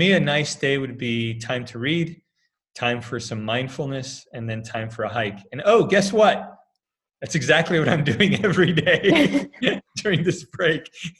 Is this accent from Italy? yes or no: yes; Italy; So, I speak Spanish, English, Italian, because I grew up in Italy.